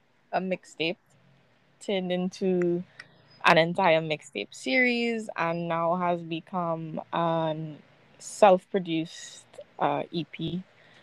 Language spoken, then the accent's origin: English; Trinidad & Tobago; growing up in the Caribbean